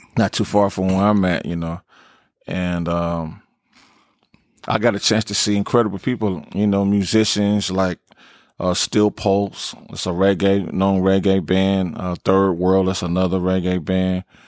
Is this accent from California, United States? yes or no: yes; Los Angeles, California, United States; Slauson and Crenshaw definitely is, is my, is my home and foundation where I grew up as a kid